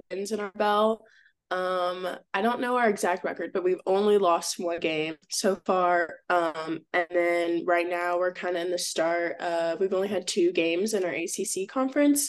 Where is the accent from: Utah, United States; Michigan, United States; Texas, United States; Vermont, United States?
Texas, United States; Austin; moved away as an adult; now in Atlanta, United States; I'm from Austin, so like that was my hometown too.